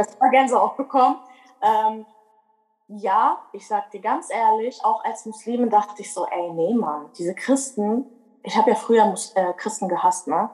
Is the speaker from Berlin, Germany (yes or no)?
yes; Berlin, Germany; moved away as an adult; now in North Rhine-Westphalia, Germany; ich bin eigentlich Berlinerin. Ich lebe aber in NRW seit ungefähr fünf Jahren.